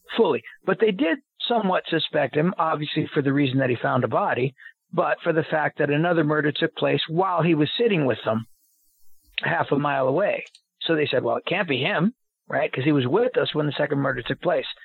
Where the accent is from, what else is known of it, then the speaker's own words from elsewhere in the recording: United States; I'm an American